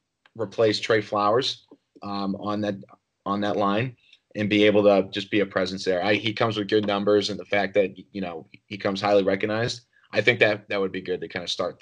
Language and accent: English; Northeast, United States; now in Nashville, United States; growing up in the Northeast